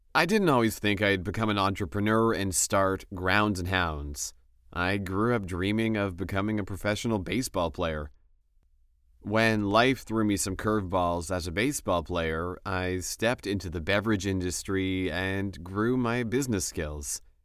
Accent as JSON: {"language": "English", "region": "Western Pennsylvania", "country": "United States", "tie": "born or raised there", "said": "I grew up in Western Pennsylvania and played sports."}